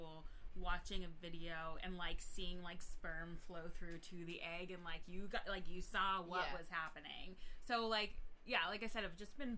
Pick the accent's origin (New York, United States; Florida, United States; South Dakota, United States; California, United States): New York, United States; I grew up in New York